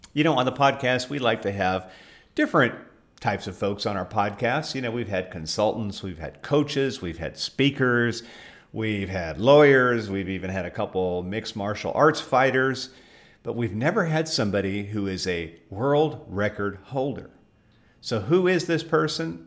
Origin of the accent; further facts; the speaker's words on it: Southern California, United States; moved away; I grew up in Southern California